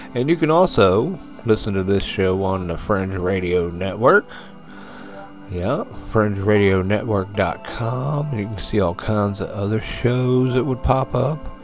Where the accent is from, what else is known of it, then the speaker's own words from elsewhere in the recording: United States; as an American